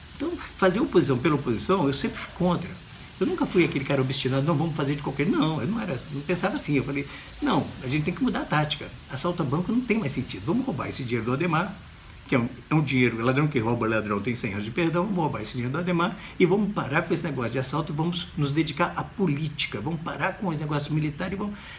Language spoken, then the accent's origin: Portuguese; Brazil; moved away as an adult; Eu não nasci no Brasil